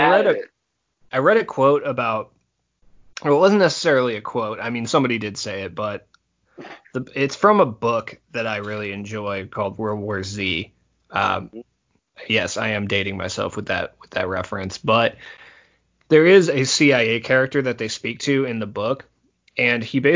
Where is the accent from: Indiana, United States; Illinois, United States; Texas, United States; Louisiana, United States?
Illinois, United States; Rockford; my hometown of Rockford, Illinois